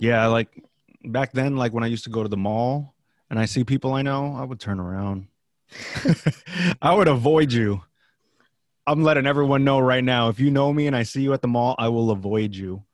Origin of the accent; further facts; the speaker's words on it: the Bay Area, California, United States; I grew up in the Bay